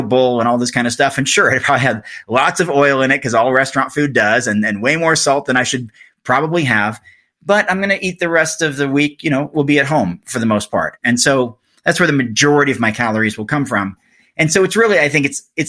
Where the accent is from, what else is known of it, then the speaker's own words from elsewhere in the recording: Oregon, United States; moved away; my home state of Oregon